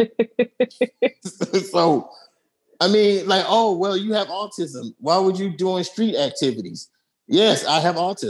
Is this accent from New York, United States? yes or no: yes; New York City, New York, United States; Brooklyn, I'm from Atlantic and Rockaway and Blakes and Lennon. That means that's from the projects